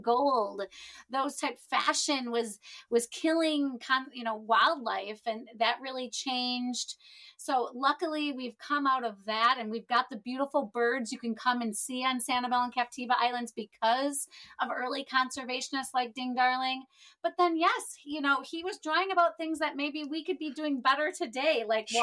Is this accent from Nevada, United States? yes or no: no; Wisconsin, United States; now in Florida, United States; I grew up in Wisconsin